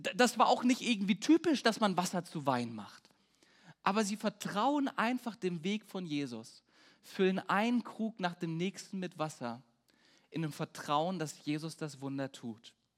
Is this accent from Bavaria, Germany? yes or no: no; Peine, Lower Saxony, Germany; Bei uns in Peine haben wir so einen Spruch, der heißt Stahl und Stärke. Äh, Stahl und Herke ist Peines Stärke. Also Herke ist unser Regionalbier.